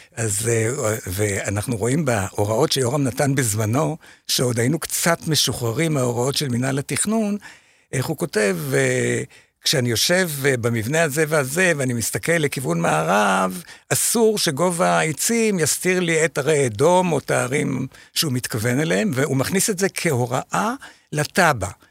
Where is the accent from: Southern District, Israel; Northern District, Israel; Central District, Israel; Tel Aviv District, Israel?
Central District, Israel; Shefayim; אני משפעים, נכון, כן. אני מקיבוץ שפעים